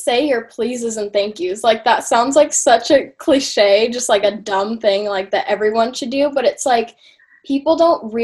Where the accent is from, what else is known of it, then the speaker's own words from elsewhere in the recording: Yorba Linda, California, United States; I'm from Yorba Linda, California